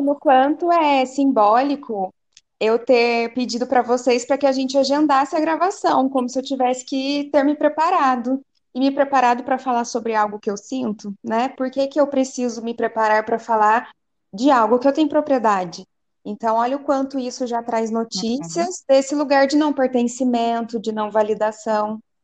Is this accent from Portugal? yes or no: no; Cachoeira Paulista, São Paulo, Brazil; sou de Cachoeira Paulista, interior de São Paulo